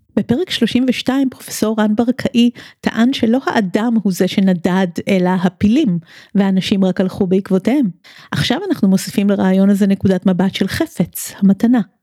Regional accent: Tel Aviv, Tel Aviv District, Israel; כמי שעד לא מזמן הגדירה את עצמה כתל אביבית הרבה לפני שהיא ישראלית ויהודית

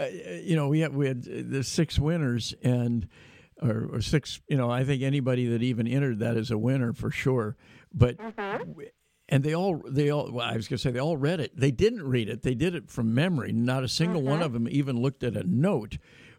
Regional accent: Davis, California, United States; when I grew up in the Diocese of Sacramento in Davis, my hometown

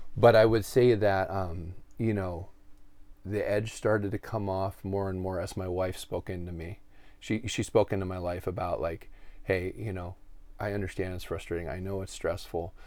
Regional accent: Erie, Pennsylvania, United States; I grew up here in my hometown where we're sitting right now

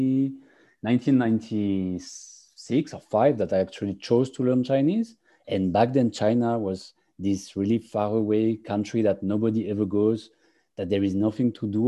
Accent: France; English is a second language; also born or lived in England; now in Cyprus; I'm French, and I actually, like all the stupid Frenchmen, I started learning English when I was like 14 or 15 years old.

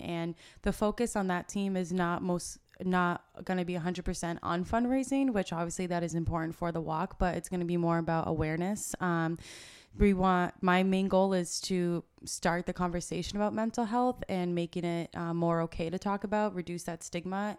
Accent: Shrewsbury, Massachusetts, United States; also born or lived in Bridgewater, Massachusetts / Merrimack Valley, Massachusetts; I grew up in Shrewsbury, Mass, uh, which is right next to Worcester

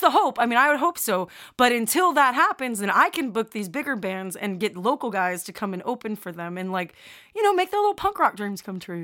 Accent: Chicago, Illinois, United States; now in Alabama, United States; originally I'm from Chicago

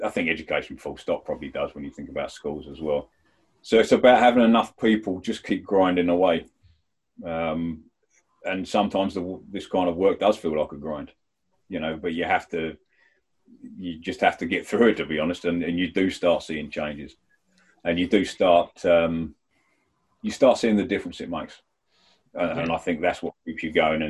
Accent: Medway, South East England, United Kingdom; moved away; I was from Kent, Medway Town.

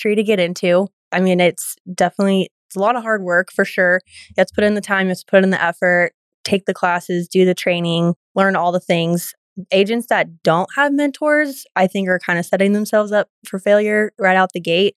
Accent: San Diego, California, United States; moved away as an adult; now in College Station, United States; I grew up in San Diego

